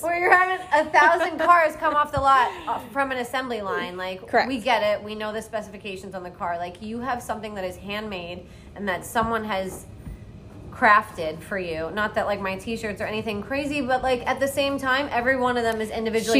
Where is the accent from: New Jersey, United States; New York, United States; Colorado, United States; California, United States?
New York, United States; Long Island; moved away as an adult; now in Key West, United States; I'm from Long Island, New York